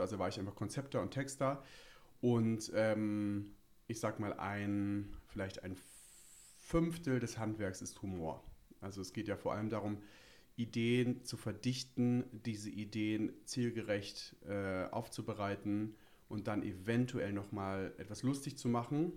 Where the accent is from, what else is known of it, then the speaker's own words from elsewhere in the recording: Bremen, Germany; moved away as an adult; now in Berlin, Germany; wie man mir vielleicht anhört, komme ich etwas, äh, nördlicher. Ich komme aus Bremen, aus dem wirklich, wirklich, wirklich schönen Bremen.